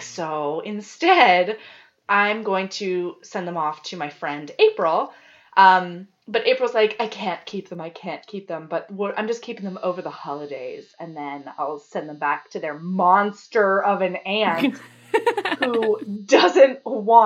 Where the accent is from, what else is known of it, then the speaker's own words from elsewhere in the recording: Hawaii, United States; moved away; I did grow up in Hawaii